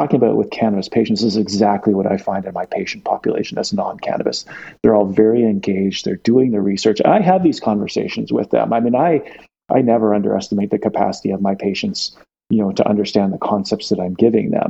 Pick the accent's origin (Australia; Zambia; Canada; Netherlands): Canada; Victoria, British Columbia; I grew up in Victoria on Vancouver Island